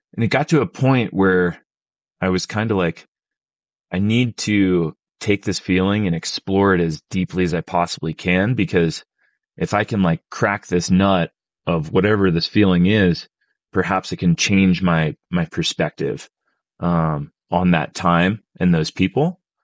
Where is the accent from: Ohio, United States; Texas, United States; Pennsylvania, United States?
Pennsylvania, United States; moved away; I, I grew up in Pennsylvania